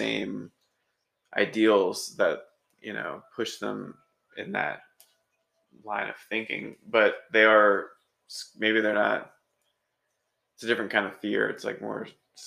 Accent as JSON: {"language": "English", "town": "Richmond", "region": "Virginia", "country": "United States", "tie": "born or raised there", "said": "I grew up in Richmond, Virginia, like capital of the Confederacy"}